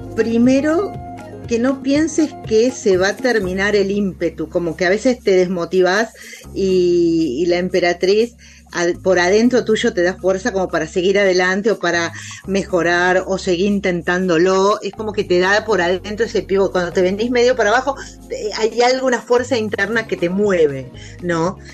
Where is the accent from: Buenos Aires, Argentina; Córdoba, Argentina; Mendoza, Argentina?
Buenos Aires, Argentina; also born or lived in Galicia (grandparents); los porteños acá que nos acostamos tarde